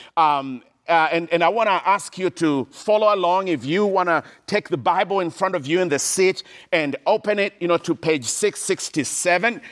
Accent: Kenya; I grew up in Kenya, in Eastern Africa, in a small little village in the middle of nowhere

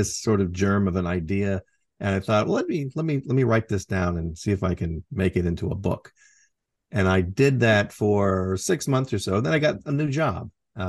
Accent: Port Angeles, Washington, United States; Oh, back in my hometown of Port Angeles, Washington.

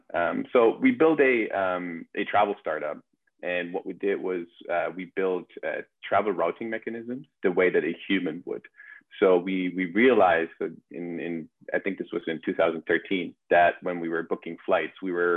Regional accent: Germany; moved away as an adult; also born or lived in Vancouver, Canada; now in New York, United States; born and raised in Germany. In 2014, I moved to Vancouver

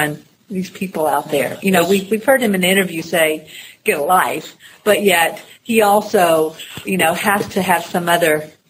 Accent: Florida, United States; I'm from Florida, so that's kind of a no-brainer.

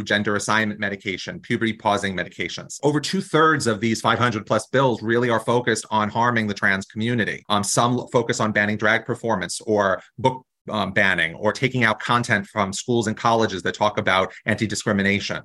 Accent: New Jersey, United States; I come from New Jersey, a really progressive state

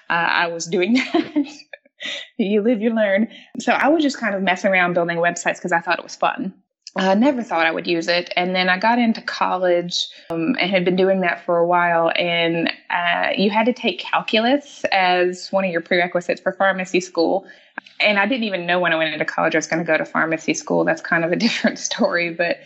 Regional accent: the South, United States; accent: Southern; Oh, and if you can probably tell, I have an accent because I am from the South, so I'm a Southern girl.

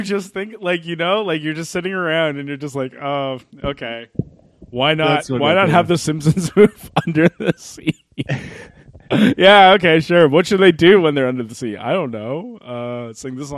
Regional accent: Canada; we're Canadian

